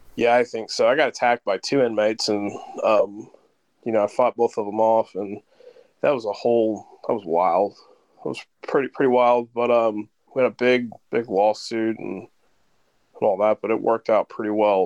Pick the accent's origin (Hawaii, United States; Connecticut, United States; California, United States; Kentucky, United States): Kentucky, United States; moved away as an adult; also born or lived in St. Louis, Missouri; I live back in Kentucky. I spent most of my career in St. Louis. I'm from Kentucky. I moved home to Kentucky